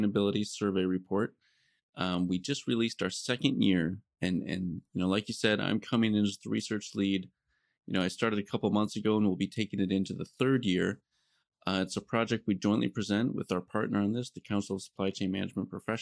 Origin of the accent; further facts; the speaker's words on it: Iowa, United States; moved away; I'm originally from Iowa, so I came up in Iowa and did a lot of my early work around agricultural systems